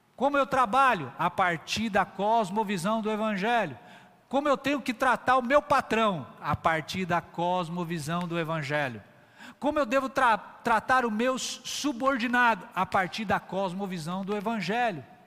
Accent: São Paulo, Brazil; now in Northeast Brazil; Eu nasci em São Paulo, uma grande metrópole. Já criança, já era uma metrópole hoje gigantesca, estive inserido lá naquela cultura

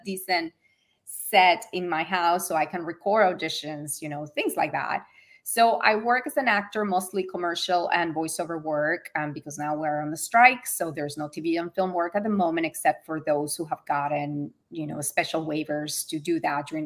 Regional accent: Venezuela; also born or lived in Florida / New York City; now in Los Angeles, United States; I moved from Venezuela first.

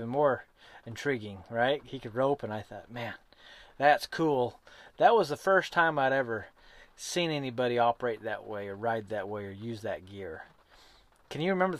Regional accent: Great Basin, United States; I grew up on the other side of the hill

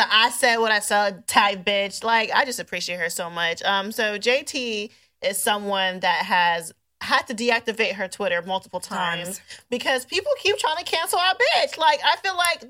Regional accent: United States; we as an American

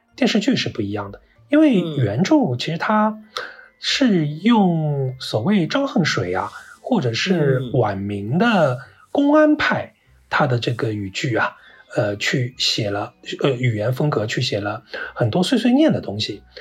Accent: Shanghai, China; 我小时候所出生长大的那个区域啊，是上海最老的老城乡，就是上海的县城的这个发源地，所谓的石榴铺啊，外滩靠得都非常近，城隍庙

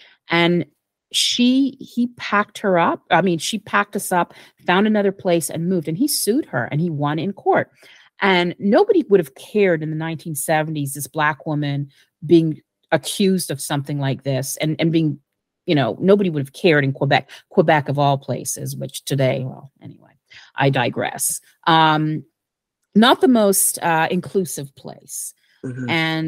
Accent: Jamaica; Growing up in Jamaica, and basically, you're not going to tell me where I belong

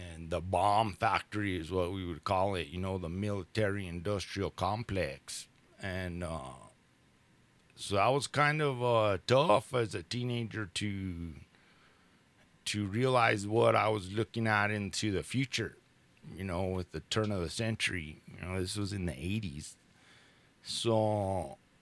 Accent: Albuquerque, New Mexico, United States; also born or lived in Los Alamos, New Mexico; now in Taos, United States; I was born in Albuquerque and I did spend my summers here in Taos with my grandparents. And um, then, when I was about in fifth grade, I moved to Los Alamos

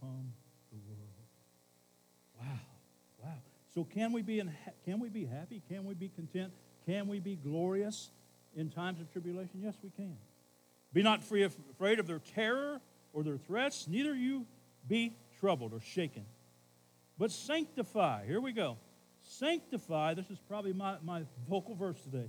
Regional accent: Camden, United States; I'm from Camden.

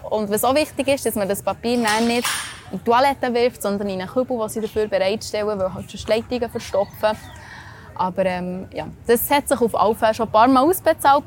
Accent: Switzerland; bei uns in der Schweiz

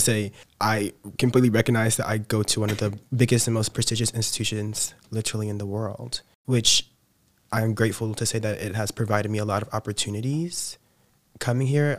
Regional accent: Kansas City, Missouri, United States; moved away as an adult; I'm from Missouri, Kansas City, Missouri, like that area

